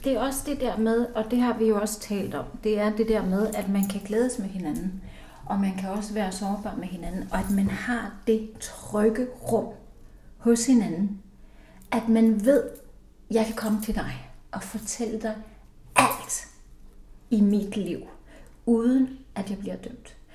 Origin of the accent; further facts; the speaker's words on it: Iceland; moved away as an adult; now in Denmark; jeg er født og opvokset i Island, så det har farvet hele mit liv